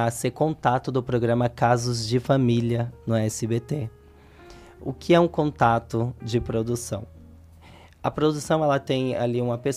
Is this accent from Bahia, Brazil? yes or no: yes; Vitória da Conquista, Bahia, Brazil; now in São Paulo, Brazil; eu vim do estado da Bahia para São Paulo, Vitória da Conquista.